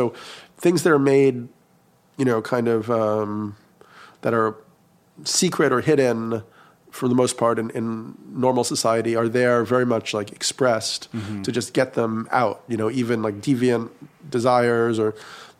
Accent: New York, United States; I grew up in New York and going to the East Village and bars on the weekend

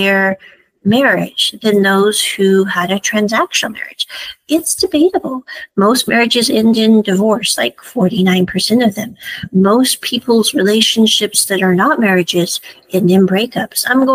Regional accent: Midwest, United States; I grew up in the Midwest

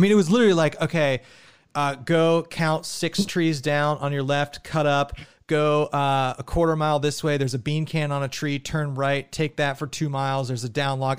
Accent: Ohio, United States; we're from Ohio

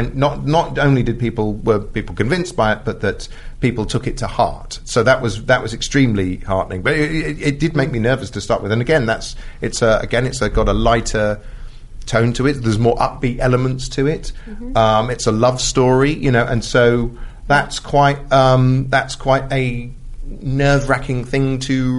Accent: United Kingdom; Being British

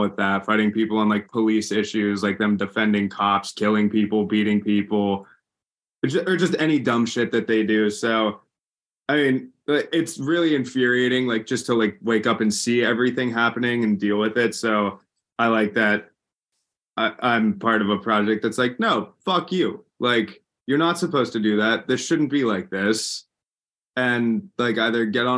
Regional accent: Pennsylvania, United States; we're from Pennsylvania

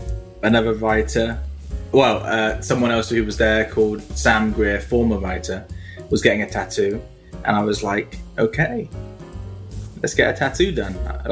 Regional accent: England, United Kingdom; I'm from England.

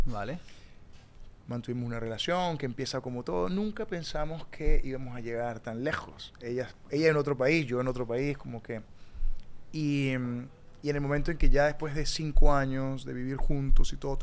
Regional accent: Tovar, Mérida, Venezuela; moved away as an adult; also born or lived in Peru; now in New York, United States; Yo crecí en Tobar, Estado Mérida

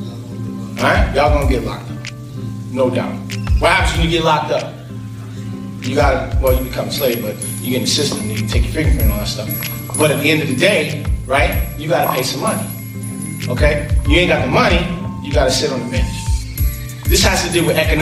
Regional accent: New York, United States; I grew up in New York

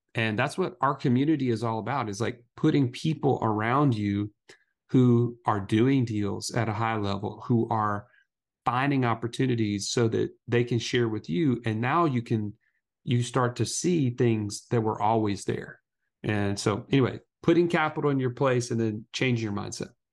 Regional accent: Alabama, United States; we're two country boys from Alabama

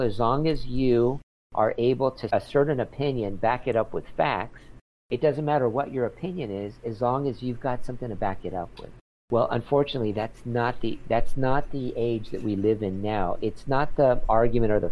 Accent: San Diego, California, United States; now in Los Angeles, United States; I grew up in San Diego

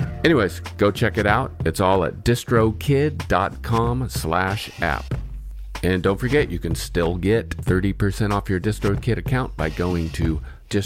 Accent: West Coast, United States; I've been on the West Coast my entire life

